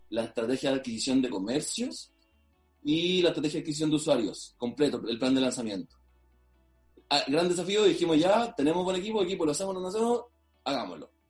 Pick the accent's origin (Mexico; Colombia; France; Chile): Chile; Maule; somos del Maule, somos chilenos de acá mismo del Maule, de la región